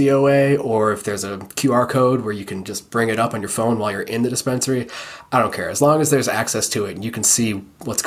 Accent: Cleveland, Ohio, United States; moved away as an adult; I'm in Ohio now. I grew up in Cleveland, moved back here to be with my startup here

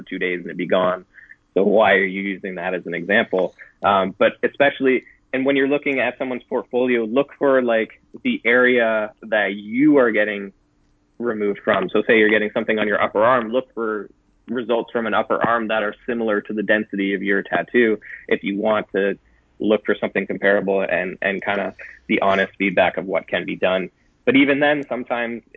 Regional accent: Southwestern Ontario, Canada; I'm Southwestern Ontario Canadian, so I'm almost an American at this point.

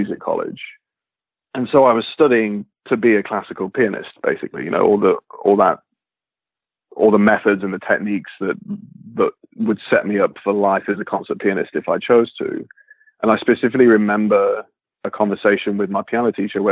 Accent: Leicestershire, East Midlands, United Kingdom; moved away as an adult; now in Los Angeles, United States; I grew up in Leicestershire in England

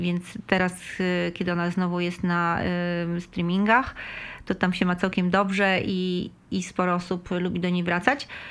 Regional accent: Mielno, West Pomeranian Voivodeship, Poland; wychowałam się w Mielnie

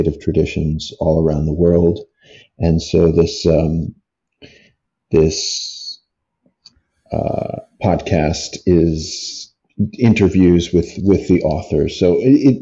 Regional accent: United States; I'm from America

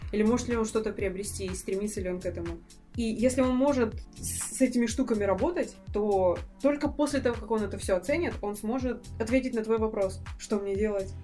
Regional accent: Russia; Это российская действительность, та, в которой я росла.

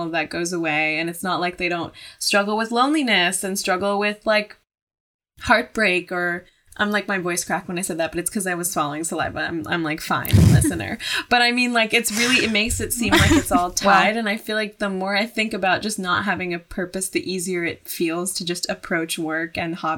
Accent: United States; an American person

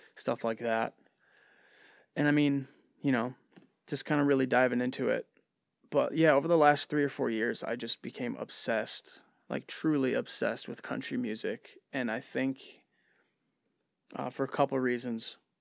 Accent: Livonia, Michigan, United States; also born or lived in Westland, Michigan; Born and raised in Livonia, Michigan

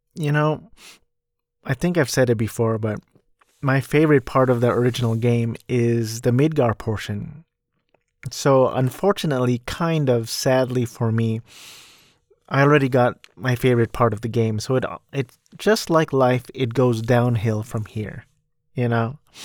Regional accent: Orange County, California, United States; also born or lived in New Jersey; I grew up in California and I've been Cal-, in California ever since I was two

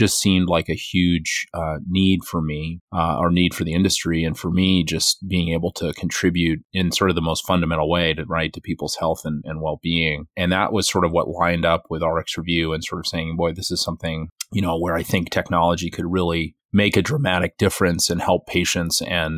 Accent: Western Massachusetts, United States; also born or lived in Boston; I'm, was born and raised in Western Massachusetts and went to college in Boston for electrical engineering

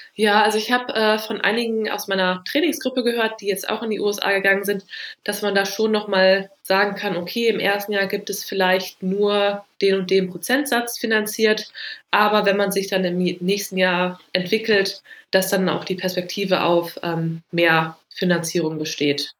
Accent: Düsseldorf, North Rhine-Westphalia, Germany; bei uns in Düsseldorf

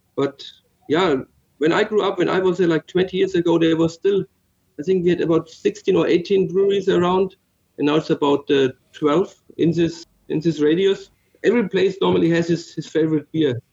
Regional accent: Middle Franconia, Bavaria, Germany; Originally, I'm from uh, Middle Franconia. So in Franconia, it's northern Bavaria

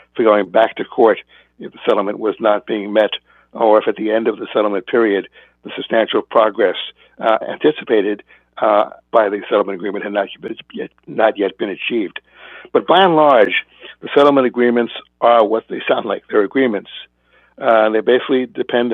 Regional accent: California, United States; I'm from California

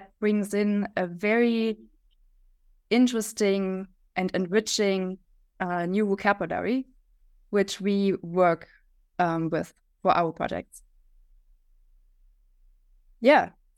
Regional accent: Leipzig, Saxony, Germany; from Germany, from Leipzig.

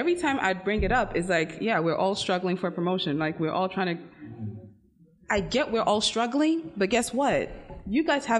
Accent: Ghana; now in United States; I'm a black woman. I'm from Ghana, minority throughout

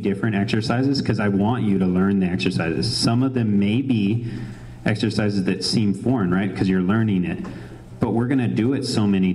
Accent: New Mexico, United States; It is 505. I'm from New Mexico

